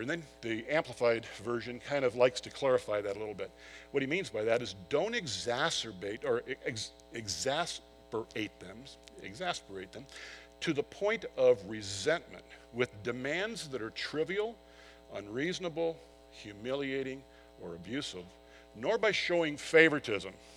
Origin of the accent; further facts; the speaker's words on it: San Diego, California, United States; I grew up in San Diego